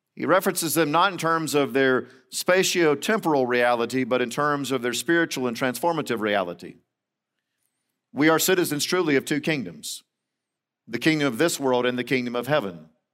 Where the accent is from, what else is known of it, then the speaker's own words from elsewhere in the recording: Central Florida, United States; moved away; I grew up in Central Florida